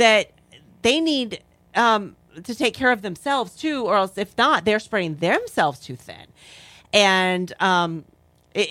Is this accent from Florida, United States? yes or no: yes; Florida, United States; moved away as an adult; also born or lived in North Carolina; I grew up in Florida, and I moved away to North Carolina for about 14 years